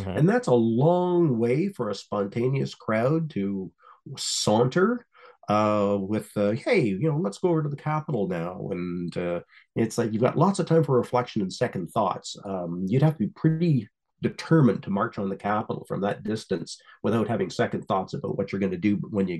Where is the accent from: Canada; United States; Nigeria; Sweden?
Canada; I'm a Canadian